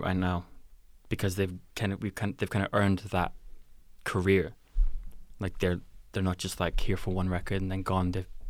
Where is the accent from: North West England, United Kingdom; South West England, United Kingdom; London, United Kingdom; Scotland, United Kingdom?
Scotland, United Kingdom; Glasgow; definitely like a lot of like Glasgow stuff growing up in Glasgow was really nice to see, because it was like, wow, these people are from here.